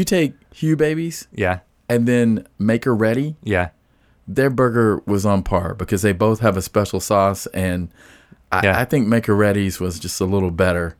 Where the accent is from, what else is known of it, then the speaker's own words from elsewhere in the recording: the South, United States; I'm from the South.